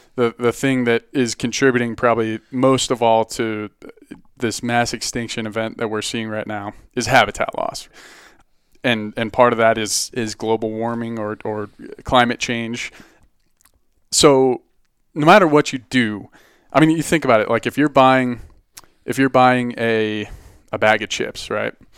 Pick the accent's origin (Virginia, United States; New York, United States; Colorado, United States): Colorado, United States; Boulder; I grew up in, uh, Boulder